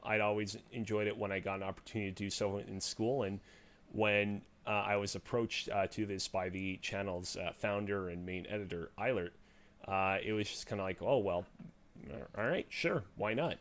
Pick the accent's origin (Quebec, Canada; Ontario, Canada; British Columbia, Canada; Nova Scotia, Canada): Quebec, Canada; Montreal; I'm located in the great city of Montreal